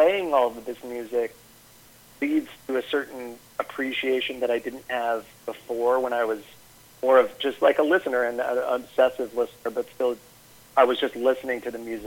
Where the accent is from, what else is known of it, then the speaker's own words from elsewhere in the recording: Albany, New York, United States; I grew up in Albany, New York